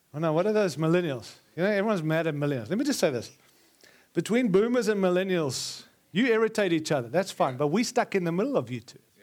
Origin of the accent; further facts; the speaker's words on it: South Africa; also born or lived in Zimbabwe; now in United States; I was born in Rhodesia, and it's, and then six weeks later, we moved to South Africa